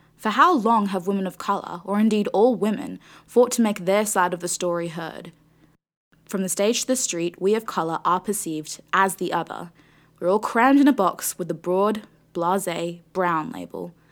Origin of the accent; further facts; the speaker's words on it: Australia; my Australian upbringing.